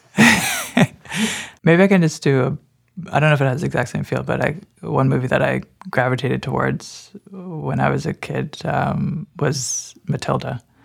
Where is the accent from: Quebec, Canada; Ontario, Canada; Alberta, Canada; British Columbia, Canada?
Ontario, Canada; Burlington; it'd always be my hometown